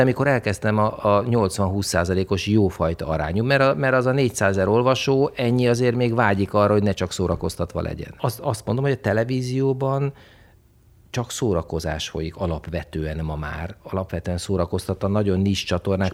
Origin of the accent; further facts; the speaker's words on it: Hungary; also born or lived in Italy; én egy vidéki srác vagyok